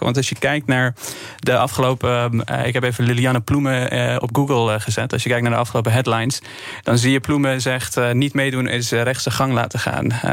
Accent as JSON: {"language": "Dutch", "country": "Afghanistan", "moved": "yes", "lives_now": "Netherlands", "said": "Ik kom zelf uit Afghanistan, 2002 naar Nederland gekomen"}